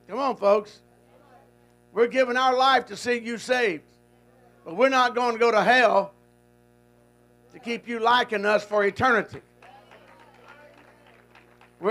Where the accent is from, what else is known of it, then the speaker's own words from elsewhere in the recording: Goose Creek, Texas, United States; moved away; I was born in Goose Creek, Texas